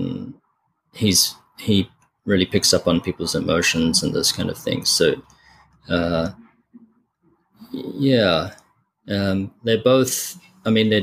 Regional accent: Adelaide, South Australia, Australia; moved away; Adelaide, especially where I grew up

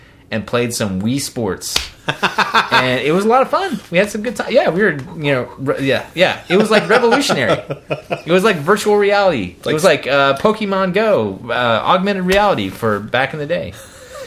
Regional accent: United States; As an American

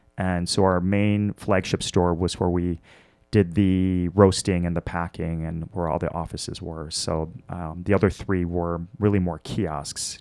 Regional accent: Milwaukee, Wisconsin, United States; born or raised there; also born or lived in Washington, D.C.

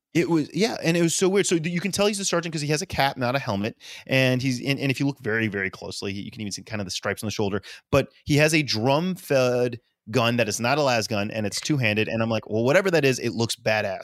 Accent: the South, United States; I'm a good Southerner

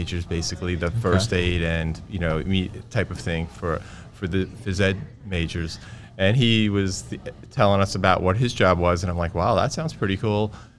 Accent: Brooklyn, New York, United States; I grew up in Brooklyn, and there was no athletic trainers anywhere in any public schools

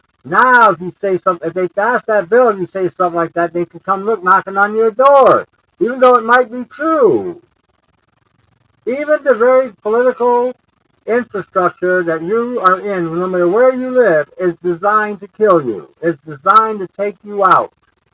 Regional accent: Michigan, United States; Well, we're from Michigan.

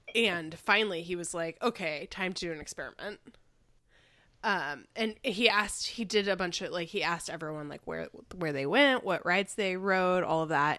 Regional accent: Chicago, Illinois, United States; moved away; I grew up in Chicago

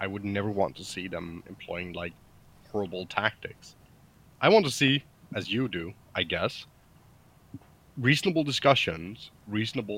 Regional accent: Denmark

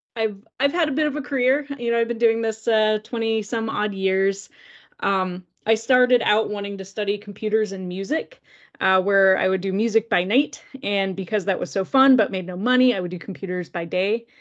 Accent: North Carolina, United States; moved away as an adult; also born or lived in Gainesville, Florida; I grew up in North Carolina

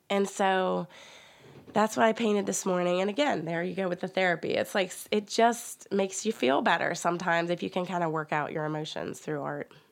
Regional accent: West Virginia, United States

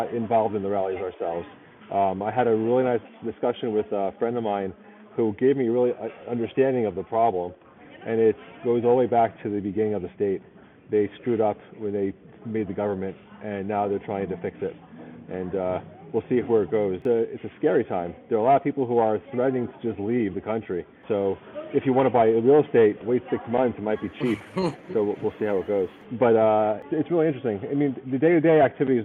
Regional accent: New York, United States; moved away; I'm a New Yorker

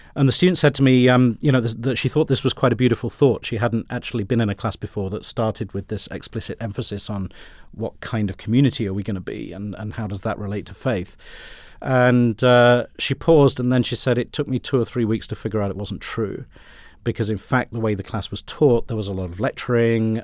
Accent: United Kingdom; accent: British; I had a British accent

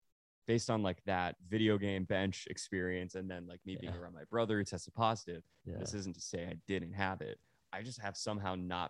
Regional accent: Dallas, Texas, United States; Like I have a very soft and warm spot in my heart for Dallas specifically.

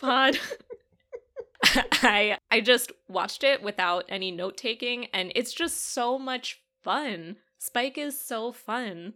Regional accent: United States; Speaking as an American

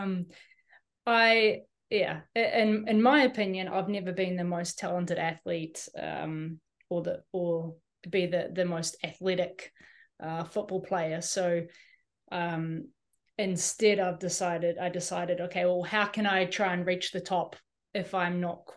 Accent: New Zealand; as a Kiwi, we're kind of, as a New Zealander with only a New Zealand passport

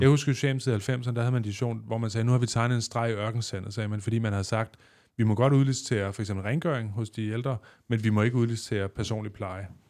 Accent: West Zealand, Denmark; Da jeg voksede op i Vestland, der arbejdede folk på Carmen Curlers

